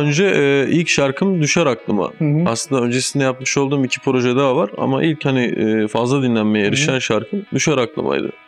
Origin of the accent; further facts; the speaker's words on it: Ordu, Turkey; moved away; also born or lived in Boyabat, Sinop / Adana; Ama küçük aynen Ordu.